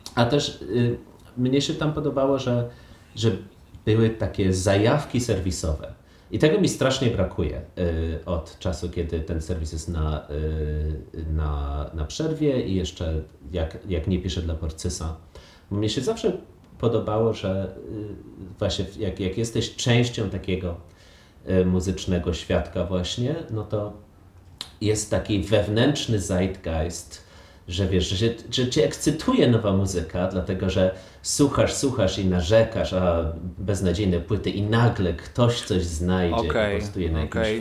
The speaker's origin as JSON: {"language": "Polish", "country": "Poland", "tie": "born or raised there", "said": "ja i ty się wychowaliśmy e, w sumie w Polsce"}